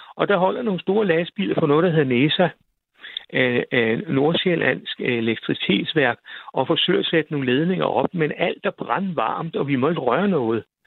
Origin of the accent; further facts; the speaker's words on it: Vor Frue, Zealand, Denmark; also born or lived in Kamstrup; derude, hvor jeg voksede op, der hed Vor